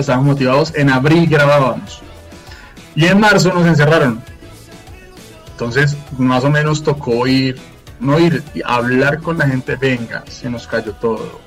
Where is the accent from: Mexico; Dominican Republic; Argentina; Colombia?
Colombia; Fusagasugá, Cundinamarca; now in Bogotá, Colombia; soy nacido en Fusagasugá y bueno, me encuentro en Bogotá, acá trabajo